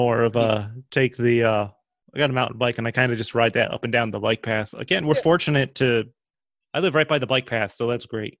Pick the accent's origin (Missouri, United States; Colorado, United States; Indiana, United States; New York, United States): New York, United States; also born or lived in Spartanburg, South Carolina; I've been back in New York for, it's got to be like 15 years. Mm-hmm. I'm from New York, and I lived down there for like 5 or 6.